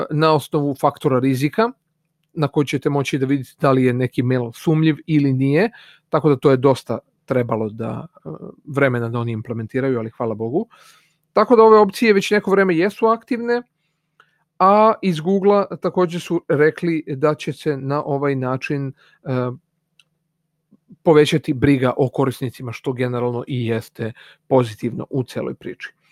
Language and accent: Croatian; Serbia